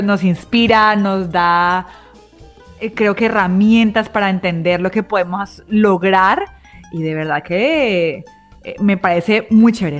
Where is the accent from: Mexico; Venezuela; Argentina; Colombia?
Colombia; como colombianos